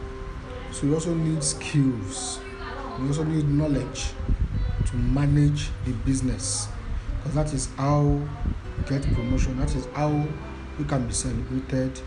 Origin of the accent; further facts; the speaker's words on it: Nigeria; I am a Nigerian